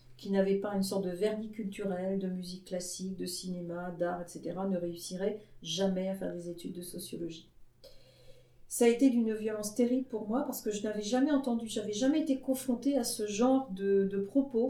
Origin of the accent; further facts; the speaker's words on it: Brittany, France; je venais d'une petite ville de Bretagne dans laquelle tout le monde vivait en parfaite entente